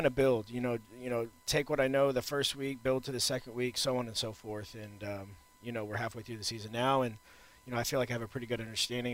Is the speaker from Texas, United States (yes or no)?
yes; Houston, Texas, United States; also born or lived in Austin; I'm from Texas. I'm from Houston. Got a lot of friends here. So it's been great to be in the hometown and playing ball.